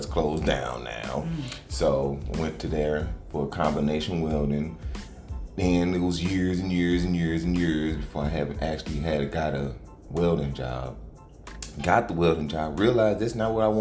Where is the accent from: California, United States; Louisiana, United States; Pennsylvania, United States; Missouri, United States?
Missouri, United States; St. Louis; I was born and raised in Baden, in St. Louis. I lived all my life in St. Louis, Missouri.